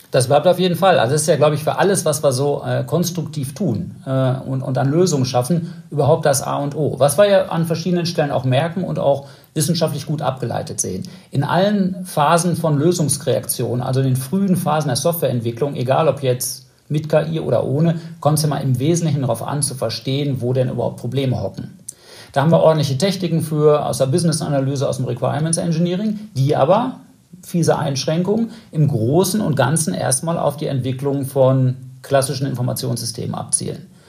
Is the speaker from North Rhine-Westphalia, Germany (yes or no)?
yes; North Rhine-Westphalia, Germany; für mich als Westfale